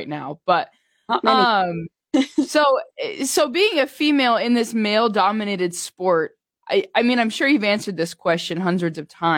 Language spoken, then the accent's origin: English; Nebraska, United States; I'm from Nebraska, so my point of reference right now is the Burwell Rodeo